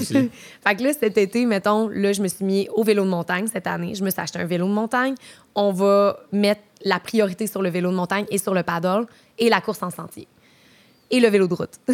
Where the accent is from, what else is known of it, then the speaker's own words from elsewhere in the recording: Trois-Rivières, Quebec, Canada; also born or lived in Montreal; now in Quebec City, Canada; je viens de Trois-Rivières originellement. Puis euh, j'ai déménagé euh, à Montréal. J'ai habité là pendant un bon petit bout